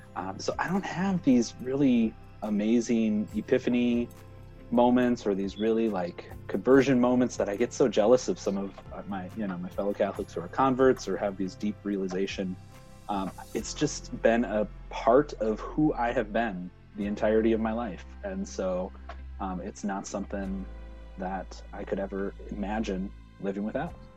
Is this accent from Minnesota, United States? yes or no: yes; Minnesota, United States; moved away; back home in Minnesota